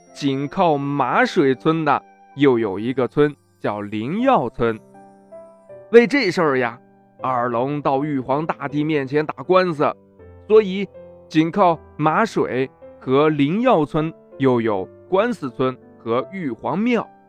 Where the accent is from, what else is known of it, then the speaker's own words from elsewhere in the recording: Anyang, Henan, China; 我的家乡